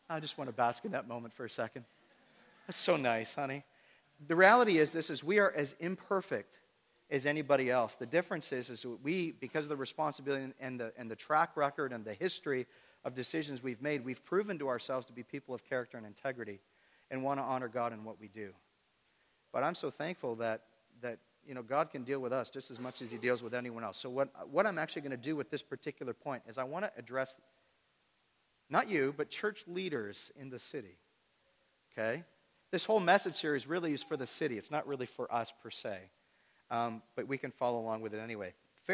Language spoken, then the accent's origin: English; Toronto, Ontario, Canada; And the interesting thing about Kingston is when I come from the Toronto area, people that are disconnected from church in the Toronto area